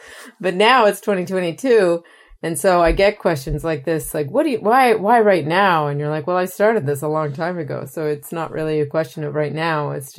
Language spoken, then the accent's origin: English; Maritime provinces, Canada; I am from the Maritime Provinces of Canada, for your listeners, which is a place that has been exporting labor for multiple generations.